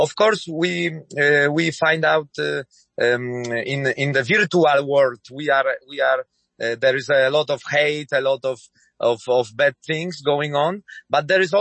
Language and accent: English; Nowy Sącz, Lesser Poland, Poland; I'm coming from Nowy Sącz, it's my hometown